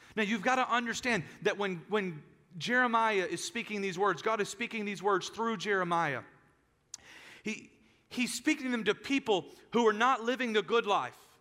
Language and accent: English; United States; as American Christians